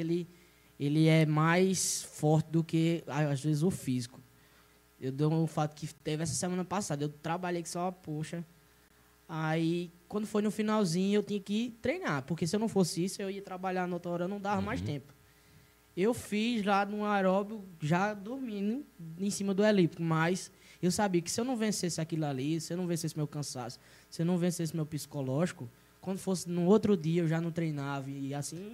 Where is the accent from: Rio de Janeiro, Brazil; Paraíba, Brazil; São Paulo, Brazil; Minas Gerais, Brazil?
Paraíba, Brazil; Monteiro; also born or lived in Campina Grande; Sou, sou, sou nascido e criado de Monteiro de berço aqui mesmo